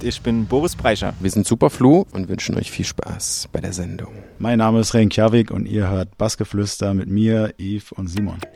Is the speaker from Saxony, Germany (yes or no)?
no; Augsburg district, Bavaria, Germany; also born or lived in Stuttgart; ich bin geboren in Stuttgart und aufgewachsen hier im Landkreis Augsburg, also nicht direkt in der Stadt.